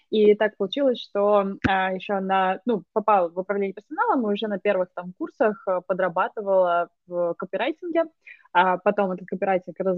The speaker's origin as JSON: {"language": "Russian", "region": "Moscow", "country": "Russia", "moved": "yes", "lives_now": "United Kingdom", "said": "Я из Москвы."}